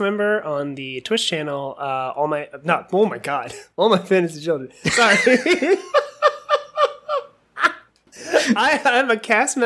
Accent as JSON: {"language": "English", "region": "New Jersey", "country": "United States", "said": "I'm from New Jersey"}